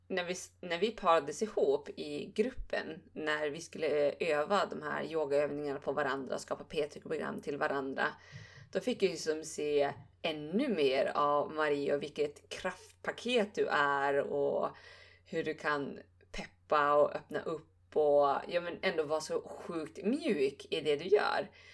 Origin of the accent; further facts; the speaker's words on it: Bjurholm, Västerbotten County, Sweden; umgicks väldigt mycket med mina föräldrar hemma i Bjurholm